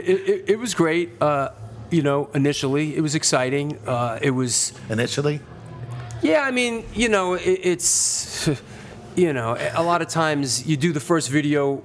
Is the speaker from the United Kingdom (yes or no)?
no; New York City, New York, United States; I came from a culture as a teenager growing up in the Bronx